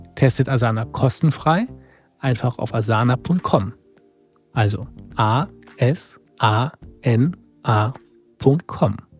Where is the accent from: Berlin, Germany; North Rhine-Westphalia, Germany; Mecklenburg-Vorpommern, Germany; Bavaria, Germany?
North Rhine-Westphalia, Germany; near Rheinberg; in meiner Heimat in der Nähe von Rheinberg